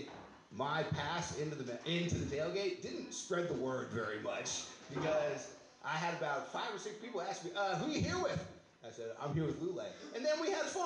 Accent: San Francisco Bay Area, California, United States; I'm from here

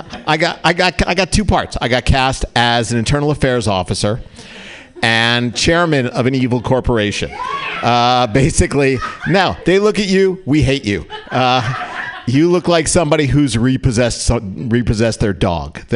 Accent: New Jersey, United States; now in California, United States; I grew up in New Jersey

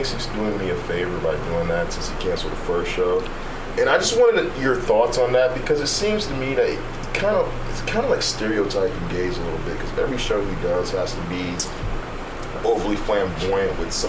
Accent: New York City, New York, United States; now in San Francisco, United States; I'm from Brooklyn. I'm from New York. I've been around gays, homosexuals, trans all my life.

